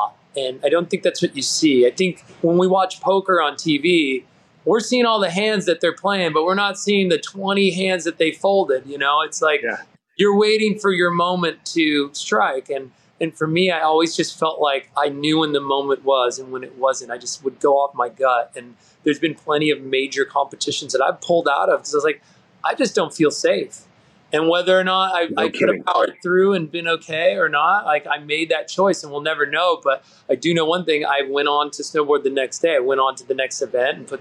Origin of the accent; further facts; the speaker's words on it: San Diego, California, United States; I grew up in Southern California near the beach